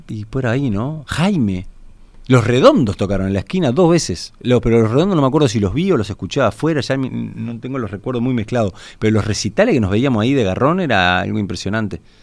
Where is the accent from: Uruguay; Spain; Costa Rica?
Uruguay; yo vengo de Uruguay